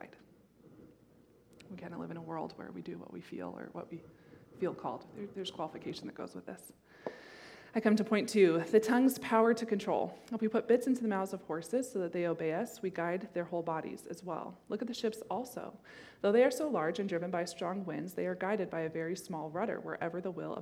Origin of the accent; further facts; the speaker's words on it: Montana, United States; When I was a little girl, I grew up in Montana